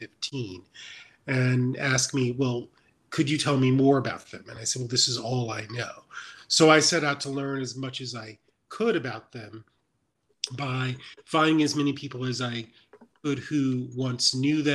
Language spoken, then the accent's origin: English; Mississippi, United States; My first book ever is a long time is a memoir of my growing up in Mississippi